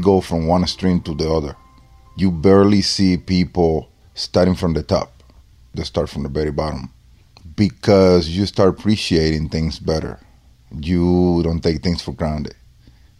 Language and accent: English; Dominican Republic; English is a second language; now in United States; I was born and raised in the Dominican Republic